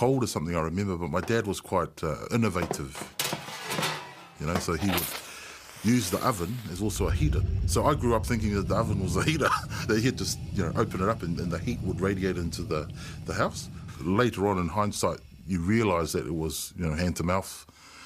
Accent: Auckland, New Zealand; also born or lived in Tonga; growing up in New Zealand during those days.

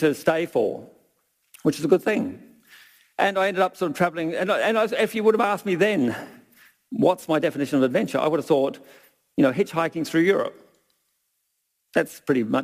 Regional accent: Brisbane, Queensland, Australia; now in Millers Flat, New Zealand; the six-year-old boy growing up in Brisbane

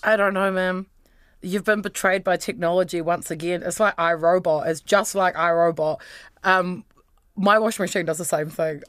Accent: Wellington, New Zealand; I grew up in Wellington.

